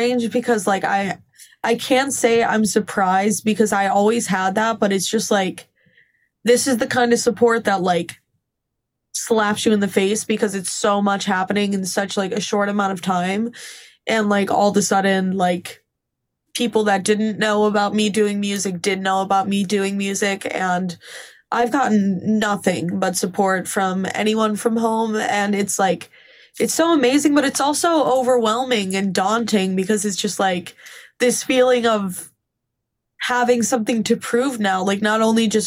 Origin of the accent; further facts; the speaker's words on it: Scranton, Pennsylvania, United States; moved away as an adult; now in Nashville, United States; I'm from Scranton